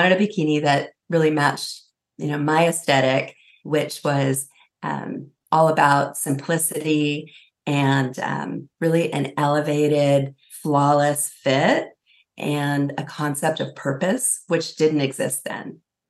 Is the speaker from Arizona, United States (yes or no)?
no; California, United States; I grew up in California. That's kind of my, my pedigree.